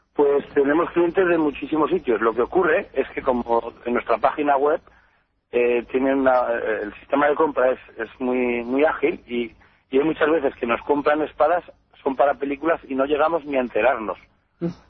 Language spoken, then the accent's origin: Spanish; Teruel, Aragon, Spain; mi familia lleva, lleva aquí desde mi pueblo, en Serás que es un pequeño pueblo de Teruel, pues llevamos aquí desde, desde el siglo XIV o XV.